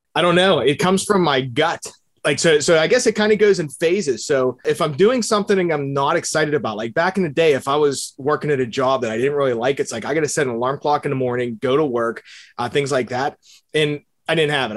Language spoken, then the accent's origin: English; Bethel Park, Pennsylvania, United States; I grew up in Pittsburgh. I, it's actually a suburb in Bethel Park.